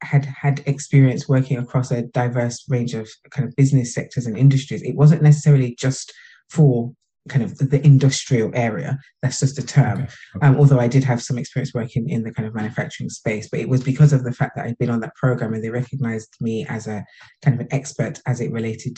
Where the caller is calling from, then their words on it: Birmingham, West Midlands, United Kingdom; From Birmingham in the UK.